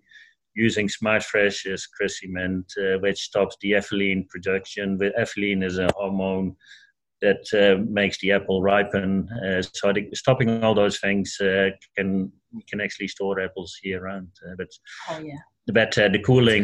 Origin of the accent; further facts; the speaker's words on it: Netherlands; now in New Zealand; I come from Holland.